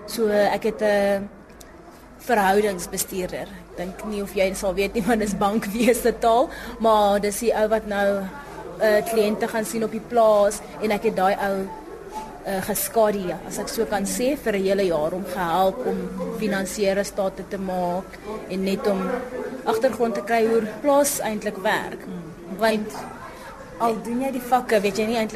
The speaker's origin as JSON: {"language": "Afrikaans", "town": "Lydenburg", "region": "Mpumalanga", "country": "South Africa", "also_born_or_lived": "Pretoria", "first_language": "Sepedi", "second_language": "Afrikaans", "moved": "as an adult", "said": "Ek sou ek was in Hoërskool Leidenburg. Dis 'n klein dorpie soos een laerskool, een hoërskool."}